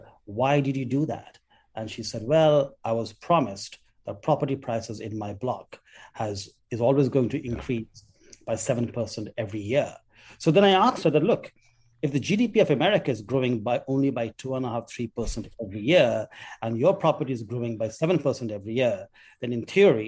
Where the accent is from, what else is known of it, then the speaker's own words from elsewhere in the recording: Kolkata, West Bengal, India; as a 17-year-old when I was growing up in Calcutta